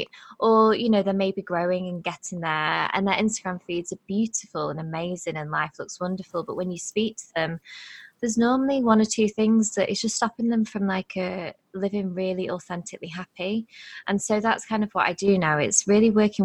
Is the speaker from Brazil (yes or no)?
no; England, United Kingdom; born and bred in England